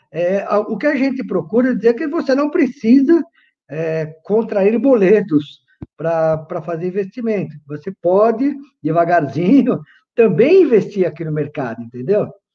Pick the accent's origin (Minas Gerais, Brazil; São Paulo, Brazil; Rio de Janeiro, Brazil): São Paulo, Brazil; Sou nascido aqui em São Paulo, entendeu? Sou paulistano, entendeu? Morador da, na Zona Leste de São Paulo, nascido e criado na Zona Leste